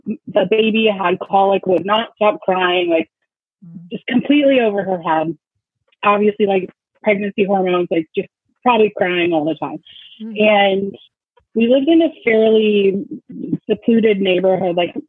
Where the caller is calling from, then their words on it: Seattle, Washington, United States; I'm from Seattle.